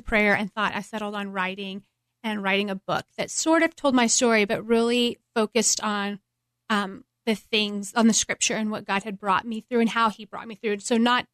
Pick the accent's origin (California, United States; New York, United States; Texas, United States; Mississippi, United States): Texas, United States; Midland; moved away as an adult; also born or lived in Cleveland, Tennessee; I grew up in Midland, Texas